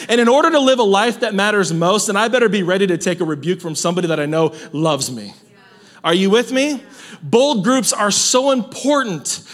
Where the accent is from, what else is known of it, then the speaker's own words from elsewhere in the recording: Salinas, California, United States; I'm from Salinas